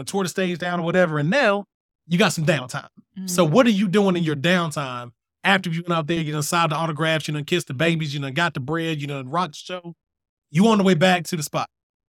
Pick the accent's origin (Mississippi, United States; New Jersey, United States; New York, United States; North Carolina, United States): North Carolina, United States; Fayetteville; But I'm from Fayetteville, North Carolina.